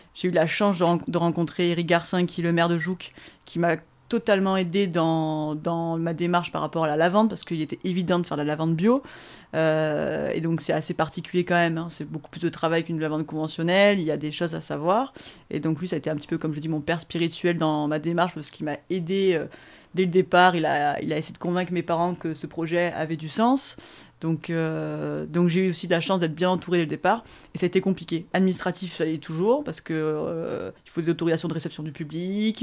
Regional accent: Aix-en-Provence, Provence-Alpes-Côte d'Azur, France; je vivais ici, chez moi à Terre Hugo

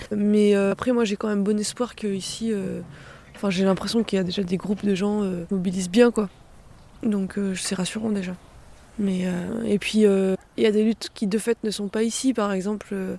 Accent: Clermont-Ferrand, Auvergne-Rhône-Alpes, France; now in Cunlhat, France; Moi, j'ai grandi à Clermont

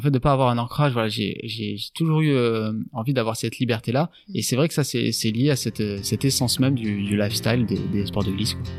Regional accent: Landes, Nouvelle-Aquitaine, France; also born or lived in Tahiti; j'ai 32 ans, originaire du département des Landes. J'habite sur la sur la commune de Moliette.

